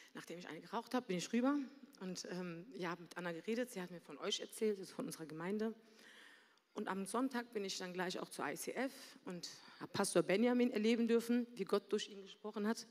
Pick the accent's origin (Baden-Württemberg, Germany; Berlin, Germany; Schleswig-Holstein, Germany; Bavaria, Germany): Berlin, Germany; moved away as an adult; also born or lived in Mannheim; komme gebürtig aus Berlin, da habe ich auch gelebt, mit meiner Mutter und meiner Schwester.